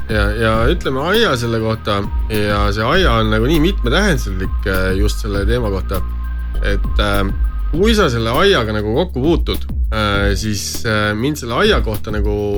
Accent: Estonia; meie kui eestlased

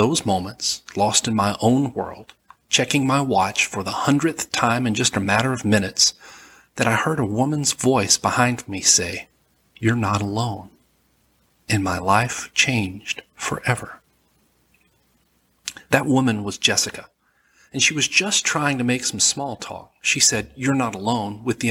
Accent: Alabama, United States; accent: southern; I'm from Alabama, and I have a southern accent

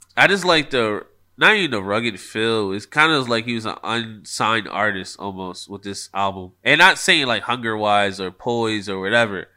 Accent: Philadelphia, Pennsylvania, United States; I am from Philly

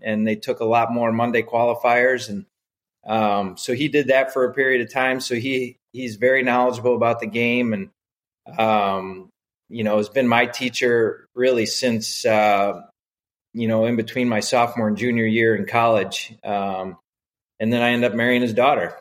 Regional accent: Edgerton, Wisconsin, United States; when I was a kid growing up in Wisconsin

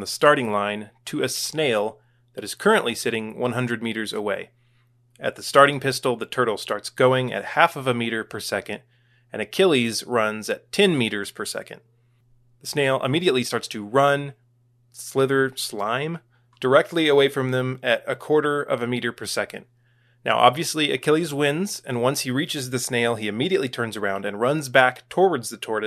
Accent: Texas, United States; As a Texan

